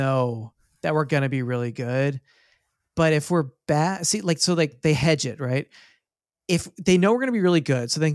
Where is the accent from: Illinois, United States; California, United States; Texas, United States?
Texas, United States; I'm from Texas